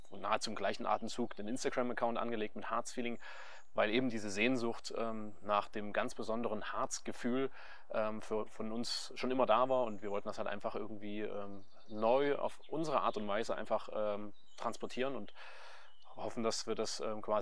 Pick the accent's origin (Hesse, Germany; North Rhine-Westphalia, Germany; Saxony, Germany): Saxony, Germany; now in Wernigerode, Germany; Genau, also ich bin äh, gebürtiger Sachse.